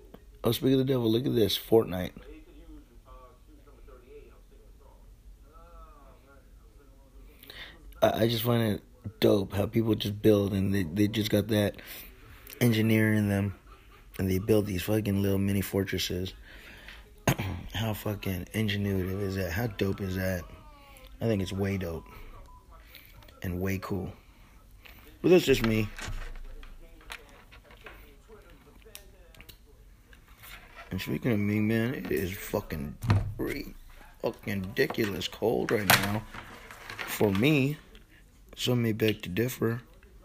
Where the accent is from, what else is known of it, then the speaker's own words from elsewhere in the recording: California, United States; I'm like a Californian. We some tropical people